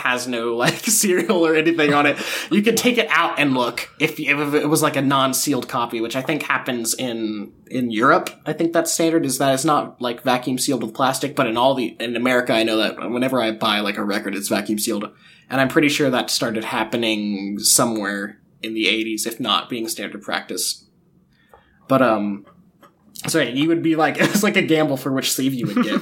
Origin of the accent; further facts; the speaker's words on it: Huntsville, Alabama, United States; moved away; I was in Huntsville, my hometown